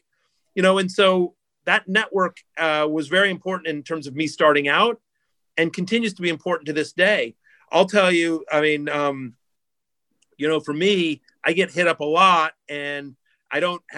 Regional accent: Syracuse, New York, United States; people know that I'm from Syracuse.

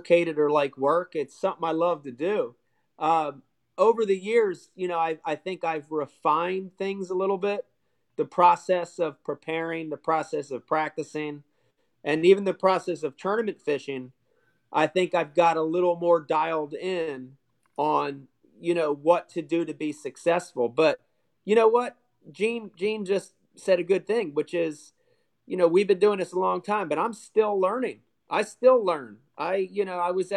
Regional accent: New Jersey, United States; I'm from New Jersey

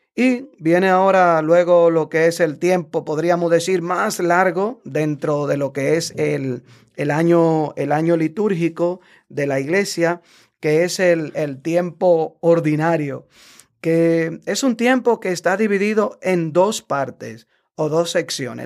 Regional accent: Dominican Republic; now in United States; en mi país, en República Dominicana

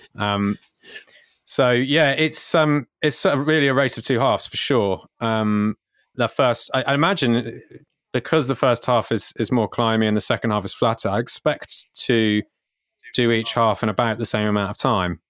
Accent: Cornwall, South West England, United Kingdom; we're from Cornwall

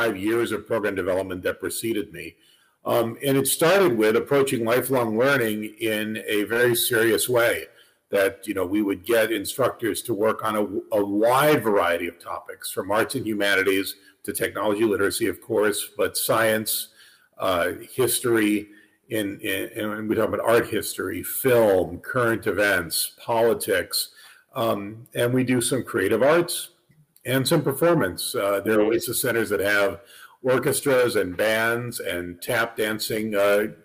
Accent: St. Louis, Missouri, United States; moved away as an adult; also born or lived in Northern California / New York City / Pennsylvania; I was raised in St. Louis

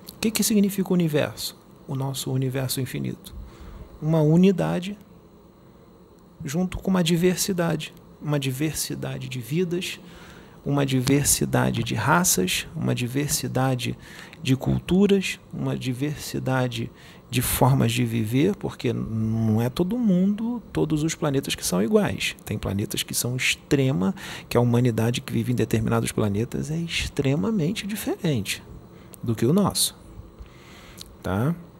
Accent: Rio de Janeiro, Brazil; accent: carioca; eu sou carioca

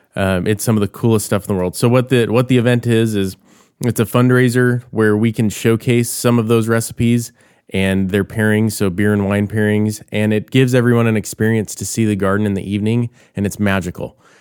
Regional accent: Bakersfield, California, United States; I grew up in Bakersfield

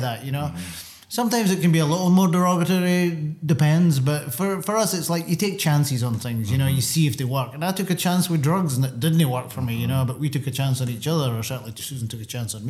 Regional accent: Scotland, United Kingdom; now in New York City, United States; when I grew up in Scotland

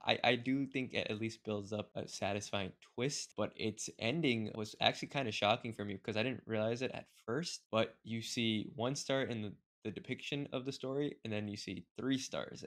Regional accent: India; I am also Indian

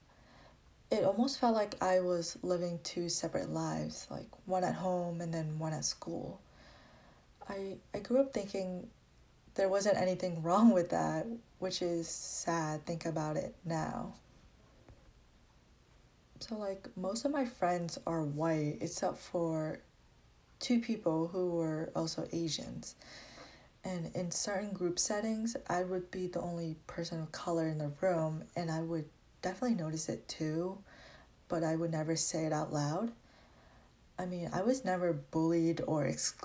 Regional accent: Dedham, Massachusetts, United States; moved away as an adult; now in Randolph, United States; Growing up in Dedham, it made me distance myself from my own culture

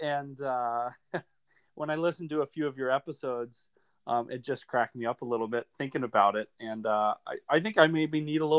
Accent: Salem, Oregon, United States; Well, I'm a Salem native, born and raised.

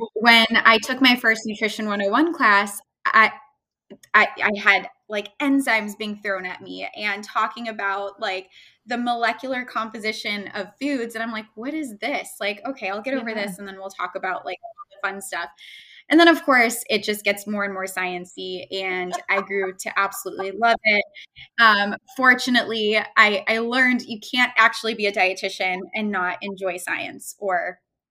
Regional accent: Chicago, Illinois, United States; moved away; I'm from Chicago originally

